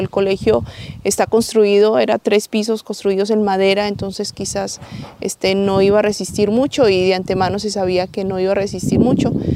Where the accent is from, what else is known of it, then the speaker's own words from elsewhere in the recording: Colombia; hermana guadalupana de La Salle, este, soy colombiana